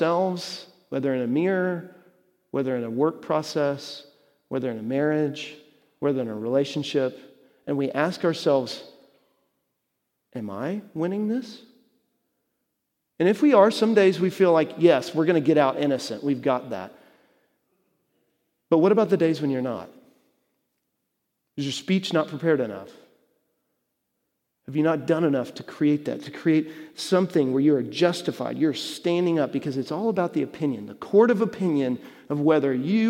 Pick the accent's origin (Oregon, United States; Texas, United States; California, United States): Texas, United States; moved away; I was growing up in Texas